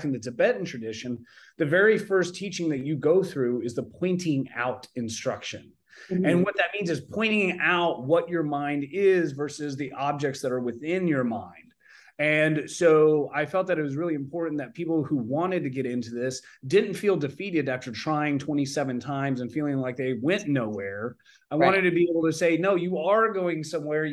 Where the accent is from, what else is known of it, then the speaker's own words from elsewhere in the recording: Oklahoma, United States; I grew up in Oklahoma